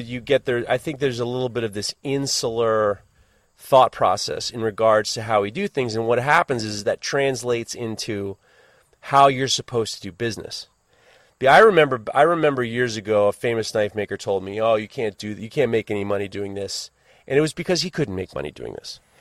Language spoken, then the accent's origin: English; United States; as an American